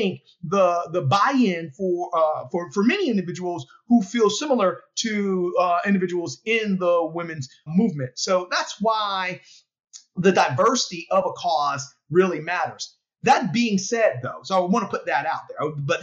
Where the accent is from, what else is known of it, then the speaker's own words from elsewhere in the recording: Philadelphia, Pennsylvania, United States; In Philadelphia, in my hometown